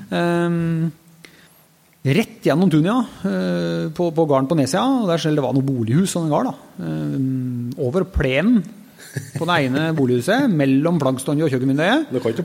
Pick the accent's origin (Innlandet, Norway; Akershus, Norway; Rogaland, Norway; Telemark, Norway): Telemark, Norway; hjemme i Telemark